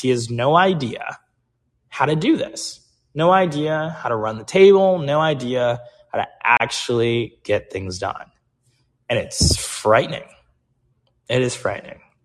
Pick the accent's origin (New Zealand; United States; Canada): United States